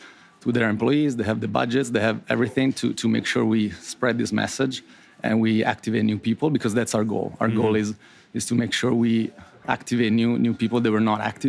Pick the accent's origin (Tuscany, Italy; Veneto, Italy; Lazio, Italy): Tuscany, Italy; Florence; moved away as an adult; also born or lived in Ireland; now in United States; I was born and raised in Italy, so I'm not Brazilian, born in Florence.